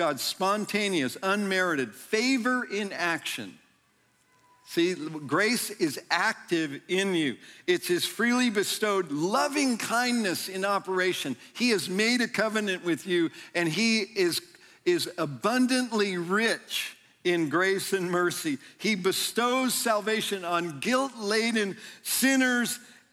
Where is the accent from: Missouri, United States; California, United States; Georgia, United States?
California, United States; near Yosemite National Park; I grew up near Yosemite National Park